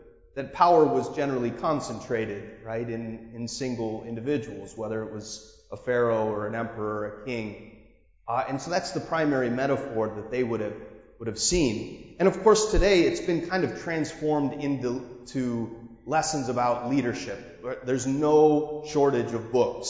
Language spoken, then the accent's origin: English; United States; I'm so American